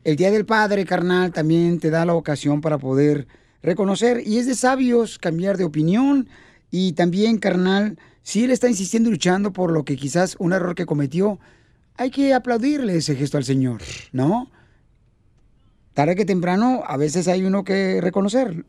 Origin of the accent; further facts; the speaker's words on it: Ocotlán, Jalisco, Mexico; now in United States; mi padre también se vino a Estados Unidos y nos quedamos mi mamá y yo en Ocotlán, Jalisco